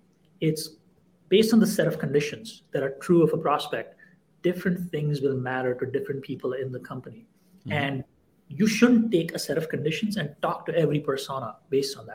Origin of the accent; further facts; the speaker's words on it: India; moved away; I grew up in India in the 80s and 90s